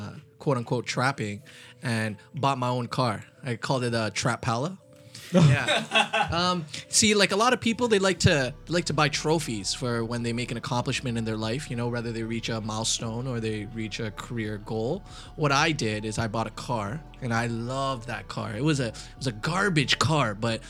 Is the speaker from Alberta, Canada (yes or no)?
yes; Edmonton, Alberta, Canada; moved away as an adult; now in Hamilton, Canada; I'm going to go back to my hometown